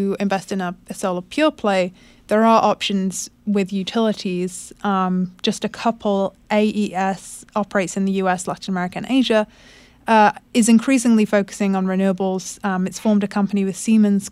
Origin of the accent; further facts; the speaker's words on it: United Kingdom; moved away; that's my home country, the UK